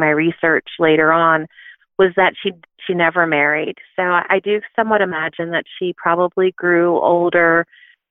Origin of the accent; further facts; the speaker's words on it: Philadelphia, Pennsylvania, United States; I grew up in Philadelphia